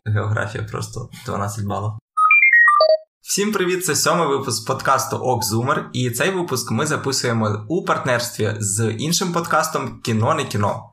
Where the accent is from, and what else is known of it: Ukraine